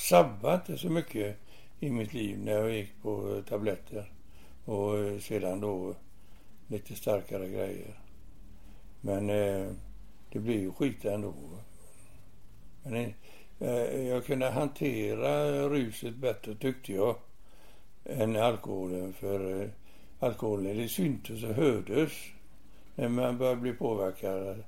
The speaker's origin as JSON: {"language": "Swedish", "town": "Gothenburg", "region": "Västra Götaland", "country": "Sweden", "tie": "born or raised there", "said": "i Göteborg, i Masturgöts, Masturgöts församling"}